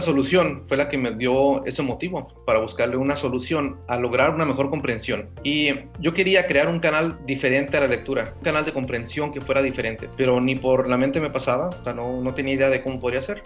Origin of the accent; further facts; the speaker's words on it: Durango, Mexico; moved away as an adult; also born or lived in Ciudad Juárez, Mexico; now in United States; humano que emigró de México a Estados Unidos, originario de, de un pueblo pequeño de Durango